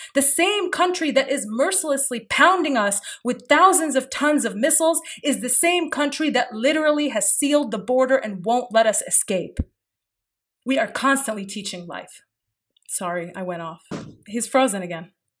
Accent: Kuwait; moved away; I may have been born in exile. I was born in Kuwait. I may have been born in exile

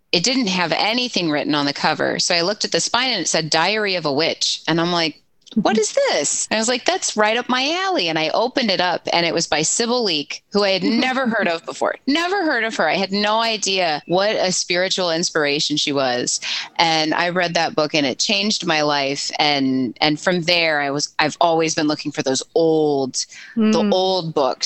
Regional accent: St. Louis, Missouri, United States; also born or lived in St. Peters, Missouri; I'm from St. Louis

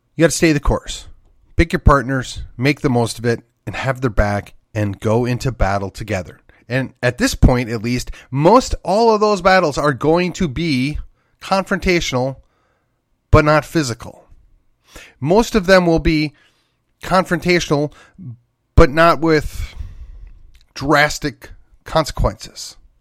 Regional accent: Wisconsin, United States; my home state of Wisconsin

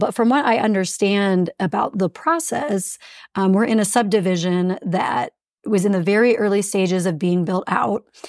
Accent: South Central Pennsylvania, United States; moved away as an adult; also born or lived in St. Louis, Missouri / Kansas City, Missouri / Republic, Missouri; now in Fort Collins, United States; I grew up in South Central Pennsylvania, um, 15 miles from Gettysburg and about two hours from Washington, D.C.

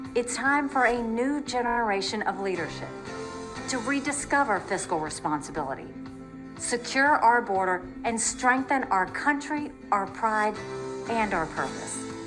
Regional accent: South Carolina, United States; I was born and raised in South Carolina

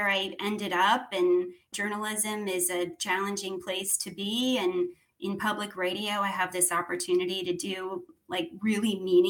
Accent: Clearwater, Florida, United States; moved away as an adult; also born or lived in Sarasota, Florida / Nashville, Tennessee; I grew up in Clearwater in Sarasota

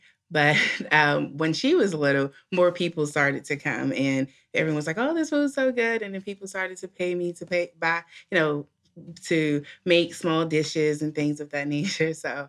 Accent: Washington, District of Columbia, United States; Well, I am born and raised in Washington, D.C. I live outside of that area.

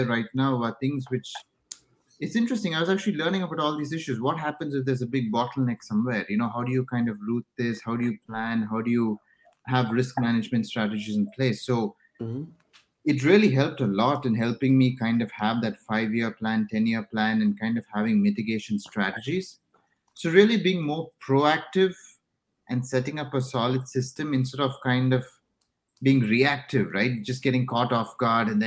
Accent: India; moved away; so I'm originally from India

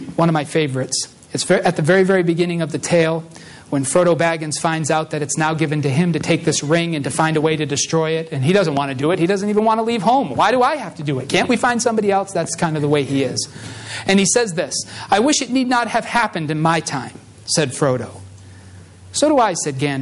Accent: Massachusetts, United States; moved away; I come from Massachusetts in, like, you know, an urban kind of suburban area

